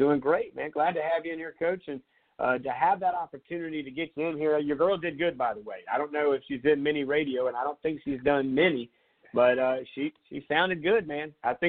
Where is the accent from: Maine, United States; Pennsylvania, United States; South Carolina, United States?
South Carolina, United States; Surfside Beach; I grew up right there in Surfside Beach, so I'm very familiar with the wind and the weather